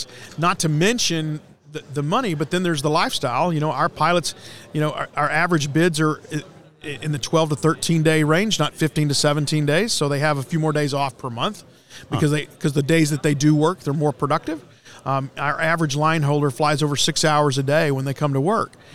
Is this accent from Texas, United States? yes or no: yes; Gainesville, Texas, United States; also born or lived in Fort Worth, Texas; I'm actually from North Texas, born in Fort Worth, grew up in Cook County up by Gainesville.